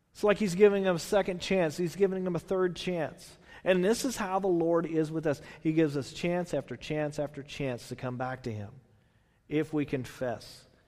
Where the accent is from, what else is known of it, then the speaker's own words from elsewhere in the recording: Texas, United States; I'm from Texas.